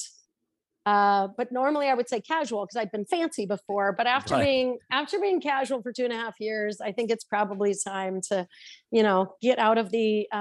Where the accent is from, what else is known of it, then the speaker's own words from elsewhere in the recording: Idaho Falls, Idaho, United States; moved away; I'm actually from Idaho Falls